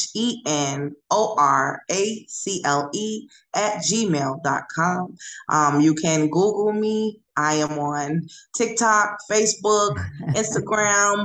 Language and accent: English; Chicago, Illinois, United States; since I'm from Chicago, I love Chicago food.